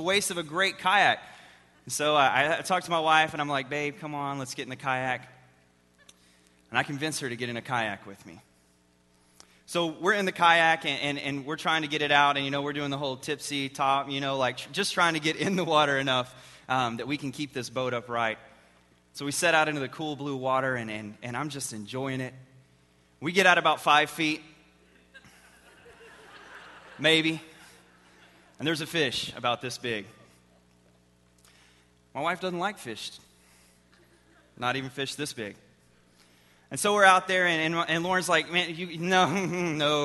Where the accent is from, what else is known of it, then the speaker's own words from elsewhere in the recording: Texas, United States; I am from Texas. I've lived there all my life.